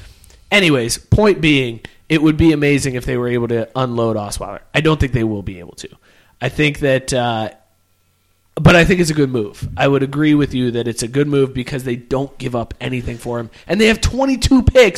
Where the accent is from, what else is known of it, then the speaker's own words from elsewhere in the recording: Youngstown, Ohio, United States; moved away; No, I grew up in Youngstown, Northeast Ohio.